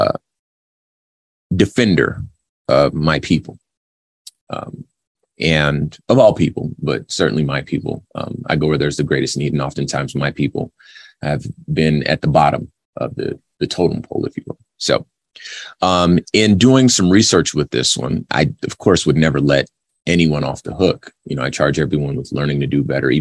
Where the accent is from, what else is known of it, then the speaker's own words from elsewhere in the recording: Los Angeles, California, United States; first language Spanish; English is a second language; when I was growing up in Los Angeles